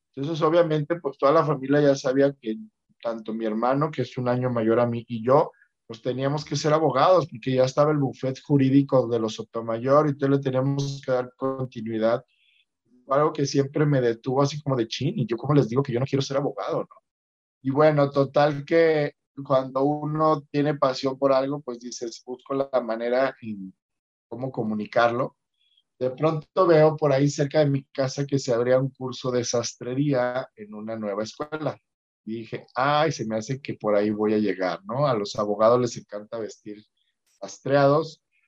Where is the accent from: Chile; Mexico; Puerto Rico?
Mexico; como mexicanos